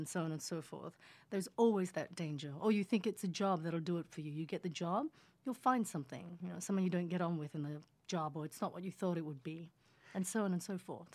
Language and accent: English; Sydney, New South Wales, Australia; accent: Australian; English is a second language; moved away as an adult; also born or lived in Indonesia; now in Los Angeles, United States; my accent is Australian.